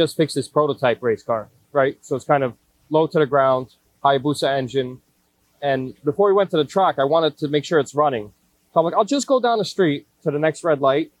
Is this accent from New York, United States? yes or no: yes; New York City, New York, United States; also born or lived in Queens; I grew up in Brooklyn